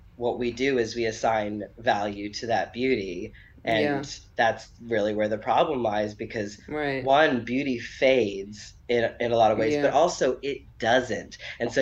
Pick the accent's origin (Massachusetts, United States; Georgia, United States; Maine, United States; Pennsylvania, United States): Massachusetts, United States; Boston; an Irish Catholic Boston bred man